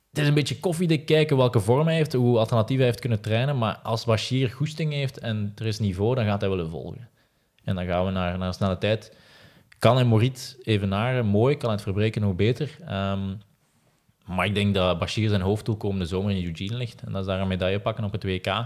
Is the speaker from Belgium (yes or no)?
yes; Ghent, Flanders, Belgium; Ik ben ook Gentenaar van, van oorsprong, zal het misschien niet meer horen.